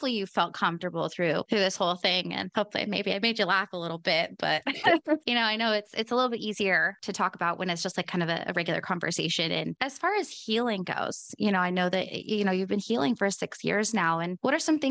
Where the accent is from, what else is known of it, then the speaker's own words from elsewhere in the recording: Oregon, United States; moved away; I'm from Oregon and that's where I'm from originally